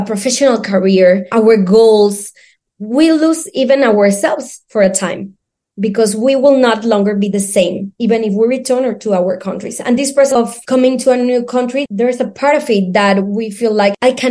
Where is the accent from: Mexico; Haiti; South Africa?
Mexico; Mexico City; English is a second language; now in Seville, Spain; I'm from Mexico City